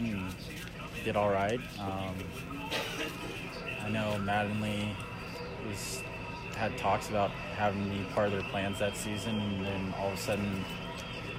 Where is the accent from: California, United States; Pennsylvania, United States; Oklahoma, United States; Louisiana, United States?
California, United States; Clayton; I grew up in a small town in Clayton